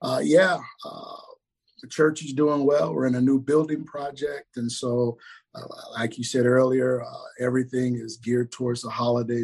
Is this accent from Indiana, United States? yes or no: yes; Richmond, Indiana, United States; I grew up in a town called Richmond, Indiana, which is about an hour east of Indianapolis